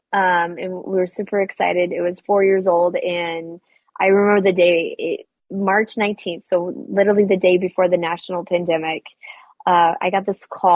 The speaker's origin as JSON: {"language": "English", "region": "Western Nebraska", "country": "United States", "tie": "born or raised there", "said": "I grew up in Western Nebraska"}